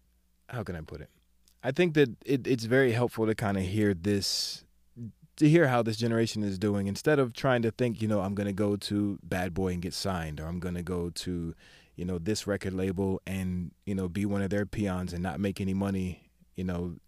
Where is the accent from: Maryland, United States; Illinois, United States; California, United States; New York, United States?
Maryland, United States; also born or lived in the South; I don't consider myself a true Southerner because mm-hmm. I grew up in Maryland, but mm-hmm. I spent enough time in the South. I'd say about mm-hmm. half my life in the South